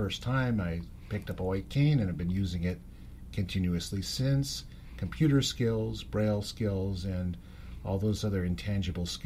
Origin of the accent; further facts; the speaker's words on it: Los Angeles, California, United States; also born or lived in Berkeley / San Francisco; I grew up in Los Angeles area.